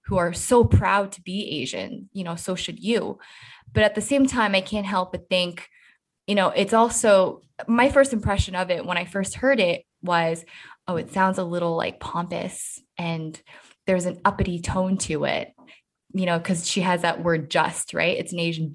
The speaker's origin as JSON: {"language": "English", "country": "Canada", "tie": "born or raised there", "said": "we grow up in like a multicultural mosaic"}